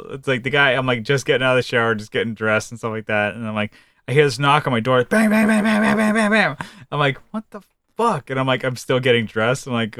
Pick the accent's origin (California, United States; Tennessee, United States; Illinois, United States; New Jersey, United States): California, United States; And I'm from Northern California.